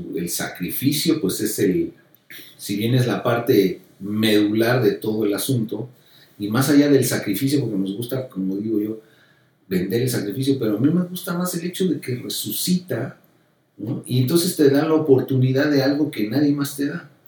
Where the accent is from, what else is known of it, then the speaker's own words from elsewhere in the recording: Mexico; soy mexicano